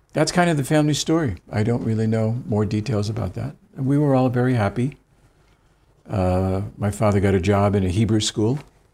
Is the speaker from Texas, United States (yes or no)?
no; Pittsfield, Massachusetts, United States; also born or lived in Israel; So I was born here, and my brother was born here. And then at the age of 6 and a half, we moved to Pittsfield, Massachusetts.